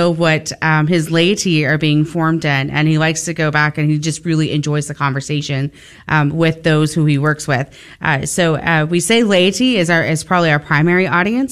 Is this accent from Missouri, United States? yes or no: no; Forney, Texas, United States; also born or lived in San Antonio, Texas; I actually grew up here in the Dallas-Fort Worth area. So I grew up out in Forney, Texas